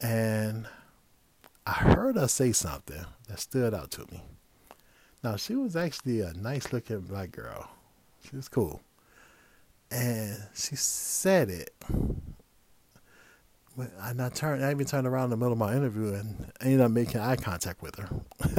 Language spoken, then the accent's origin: English; Midwest, United States; And I was from the Midwest.